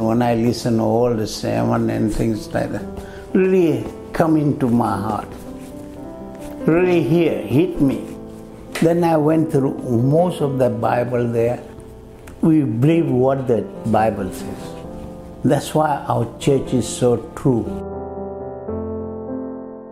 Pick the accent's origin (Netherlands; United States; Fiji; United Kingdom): Fiji; moved away; I'm from Fiji Island. They call me FBI. A Fiji born Indian.